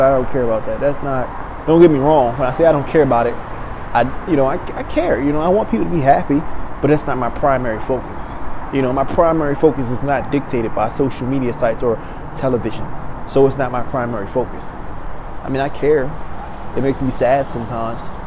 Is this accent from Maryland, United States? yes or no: yes; Maryland, United States; now in Los Angeles, United States; my hometown, you know, back in Maryland